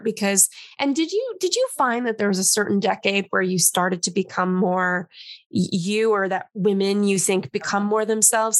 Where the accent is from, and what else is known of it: Los Angeles, California, United States; born or raised there; now in New York, United States